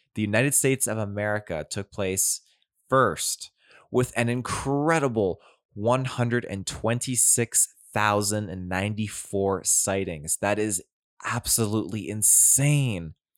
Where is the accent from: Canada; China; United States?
Canada; near Duncan and Ladysmith, Vancouver Island, British Columbia; This actually took place very close to my hometown.